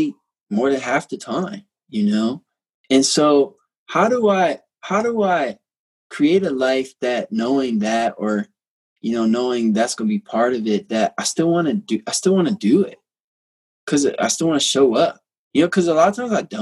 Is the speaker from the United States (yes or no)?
yes; United States; growing up in America